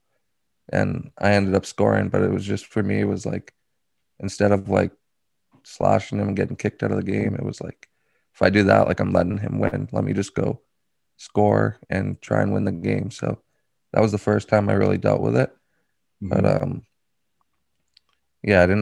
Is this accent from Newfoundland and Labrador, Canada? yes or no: no; Toronto, Ontario, Canada; I was in Toronto area